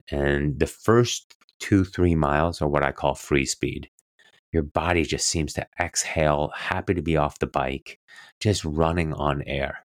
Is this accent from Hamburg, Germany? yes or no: no; near Roth, Bavaria, Germany; moved away; it was still in Roth, um, um, just outside of, um, my hometown, actually, where my brother and my parents lived